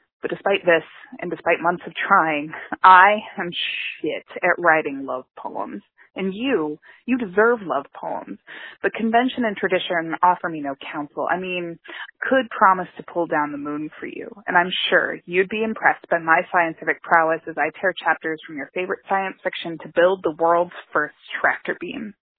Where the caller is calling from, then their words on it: Pittsburgh, Pennsylvania, United States; I'm calling from Pittsburgh, Pennsylvania